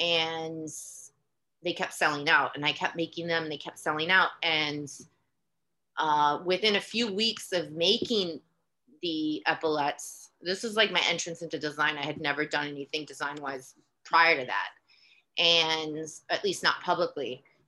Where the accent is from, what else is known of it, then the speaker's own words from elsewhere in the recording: Queens, New York, United States; I grew up in Queens, less than a mile and a half from where she's from. I went to high school two blocks from Queensbridge Housing Projects.